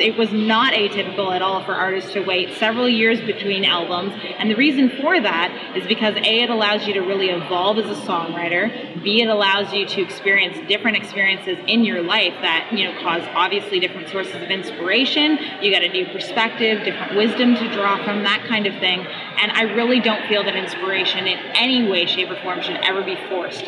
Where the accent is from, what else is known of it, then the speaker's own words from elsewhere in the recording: London, Ontario, Canada; I'm from London, Ontario, Canada.